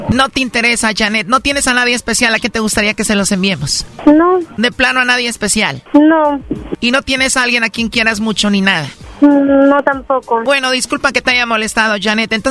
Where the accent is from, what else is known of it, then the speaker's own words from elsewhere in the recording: Guerrero, Mexico; now in Veracruz, Mexico; No, yo soy de Guerrero